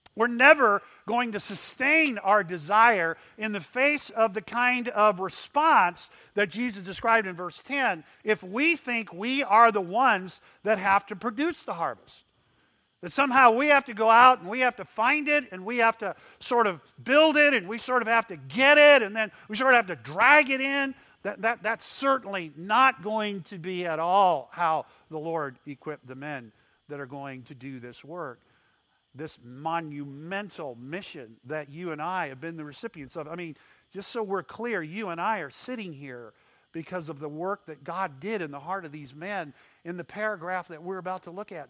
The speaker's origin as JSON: {"language": "English", "town": "McAllen", "region": "Texas", "country": "United States", "tie": "born or raised there", "said": "I grew up in Texas. My dad ran a hospital in McAllen, Texas"}